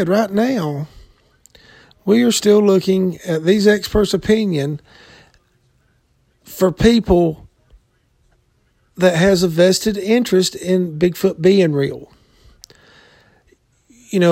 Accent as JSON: {"language": "English", "region": "the South", "country": "United States", "said": "I'm from the South, been in the woods all my life"}